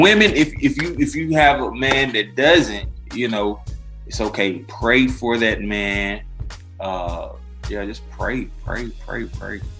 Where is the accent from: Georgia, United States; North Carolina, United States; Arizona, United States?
Georgia, United States; Decatur; I grew up in Decatur, that is on the east side of Atlanta